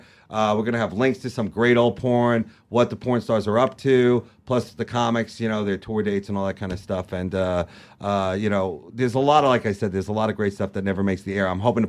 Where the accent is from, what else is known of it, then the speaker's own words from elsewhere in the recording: New York, United States; And, you know, we're both from Long Island.